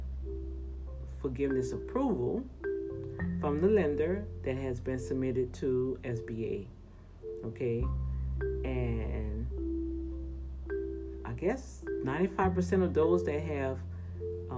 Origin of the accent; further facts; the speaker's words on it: New Orleans, Louisiana, United States; accent: New Orleans Cajun; that New Orleans Cajun stuff coming out of there